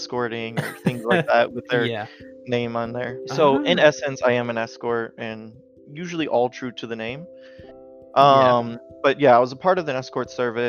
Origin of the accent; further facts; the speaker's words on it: Washington, United States; I'm from Washington in the United States